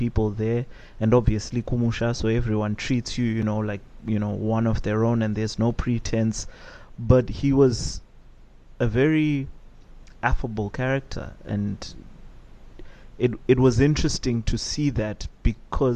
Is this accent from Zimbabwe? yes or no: yes; Buhera, Manicaland, Zimbabwe; I'm also from Buera